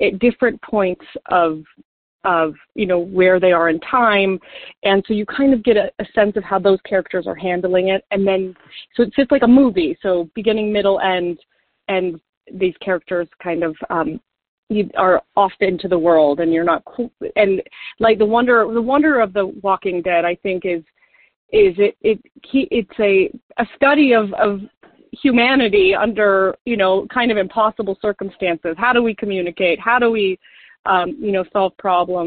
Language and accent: English; Golden, Colorado, United States; I was born in Golden, Colorado